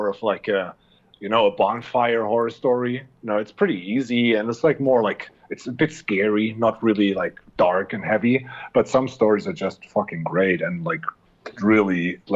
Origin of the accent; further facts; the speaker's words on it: Germany; first language German; English is a second language; as a German, my first language is German, and I'm thankfully able to speak English in a relative okay way